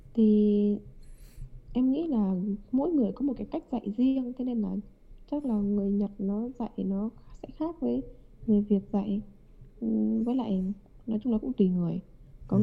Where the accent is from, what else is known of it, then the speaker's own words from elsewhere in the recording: Vietnam; moved away as an adult; now in Japan; mình là người Việt